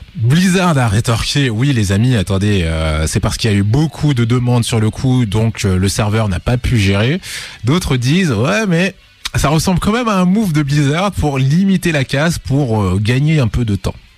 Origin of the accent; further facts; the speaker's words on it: Lyon, Auvergne-Rhône-Alpes, France; on est lyonnais.